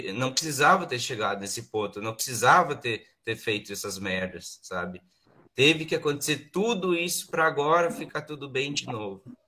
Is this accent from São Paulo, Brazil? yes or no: no; Vale do Sol, Rio Grande do Sul, Brazil; now in Santa Cruz do Sul, Brazil; o padre da, da minha congregação lá, lá da minha cidade, em Vale do Sol